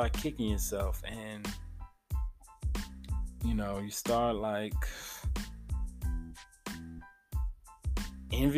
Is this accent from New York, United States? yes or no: no; Memphis, Tennessee, United States; my hometown of Memphis, Tennessee